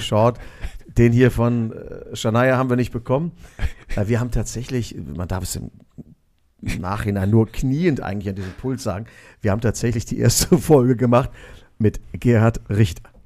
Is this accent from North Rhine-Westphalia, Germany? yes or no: yes; Neuss, North Rhine-Westphalia, Germany; moved away as an adult; also born or lived in Düsseldorf / Cologne; bin ich in Neuss groß geworden